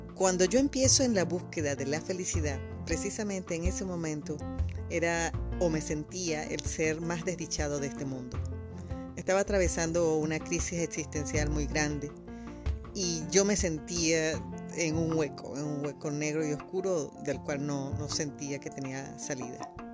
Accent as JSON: {"language": "Spanish", "country": "Venezuela", "moved": "as an adult", "said": "yo salgo escapando de Venezuela por los mismos motivos, porque yo fui objeto de también muchos robos allá"}